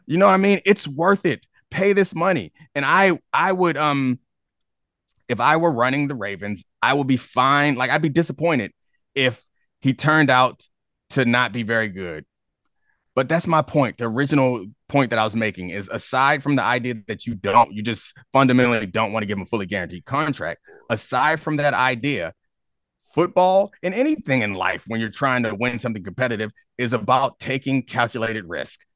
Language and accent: English; Baltimore, Maryland, United States; now in Washington, D.C., United States; I'm from Baltimore, and I, I live in D C now